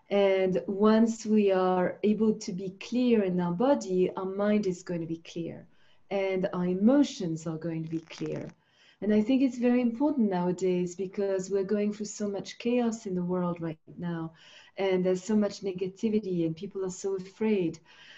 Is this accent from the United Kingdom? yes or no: no; Switzerland; also born or lived in Finland; because I lived in Switzerland. I grew up in Switzerland.